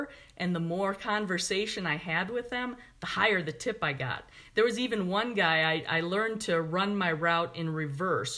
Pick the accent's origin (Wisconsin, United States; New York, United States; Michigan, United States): Wisconsin, United States; Milwaukee; I was growing up in Milwaukee